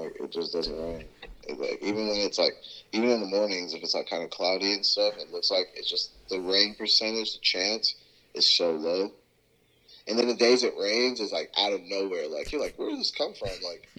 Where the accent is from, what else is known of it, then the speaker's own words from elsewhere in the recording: Houston, Texas, United States; also born or lived in Washington, D.C. / Pullman, Washington; I'm from Houston, Texas, and I was born in D.C., lived in the East Coast for a while, lived in Pullman, Washington, up north before I moved to Texas